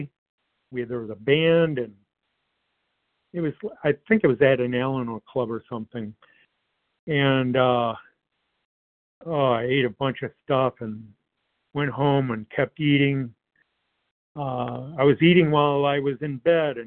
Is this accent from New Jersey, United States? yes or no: no; Detroit, Michigan, United States; I grew up in the Metro Detroit area